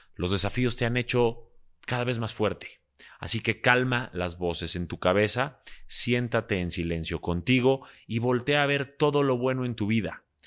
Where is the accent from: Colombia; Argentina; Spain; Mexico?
Mexico; yo soy también eh, mexicano-libanés